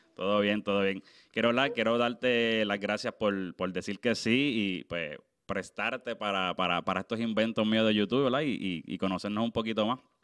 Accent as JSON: {"language": "Spanish", "country": "Puerto Rico", "said": "yo soy obviamente de Puerto Rico"}